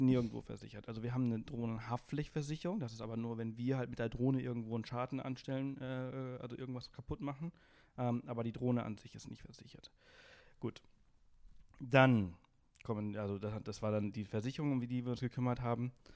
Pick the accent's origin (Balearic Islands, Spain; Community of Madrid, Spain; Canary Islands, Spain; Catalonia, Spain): Balearic Islands, Spain; Alcúdia; also born or lived in Berlin, Germany; now in Garmisch-Partenkirchen, Germany; ich bin auf Mallorca geboren äh, in Spanien